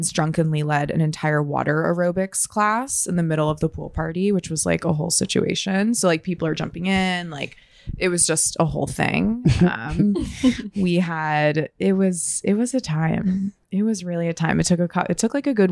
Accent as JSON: {"language": "English", "region": "Florida", "country": "United States", "also_born_or_lived": "Australia / Atlanta / San Francisco", "moved": "as an adult", "lives_now": "Los Angeles, United States", "said": "We're from Florida originally"}